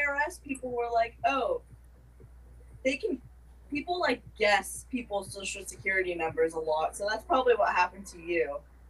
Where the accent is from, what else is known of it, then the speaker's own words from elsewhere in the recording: United States; I'm 100% Vietnamese, but I was born in America.